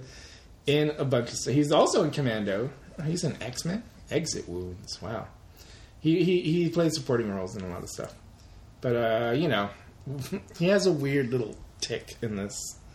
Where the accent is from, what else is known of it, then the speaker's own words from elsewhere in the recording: Germany; I'm from Germany.